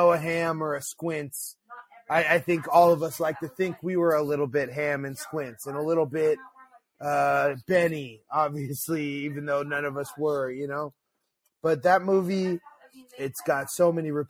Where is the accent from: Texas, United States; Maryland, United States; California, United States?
California, United States; Pacifica; moved away; I grew up in the back of the valley in Pacifica